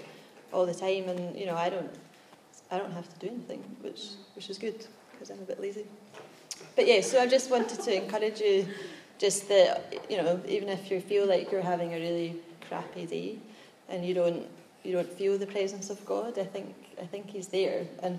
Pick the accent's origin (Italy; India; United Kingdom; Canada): United Kingdom; Glasgow, Scotland; I'm from Glasgow, which is in Scotland